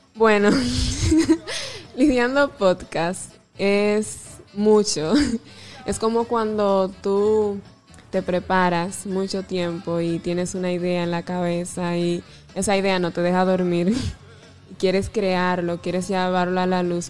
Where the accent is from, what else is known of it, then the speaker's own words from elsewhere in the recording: Salcedo, Hermanas Mirabal, Dominican Republic; aquí en mi provincia, aquí en donde nací en Salcedo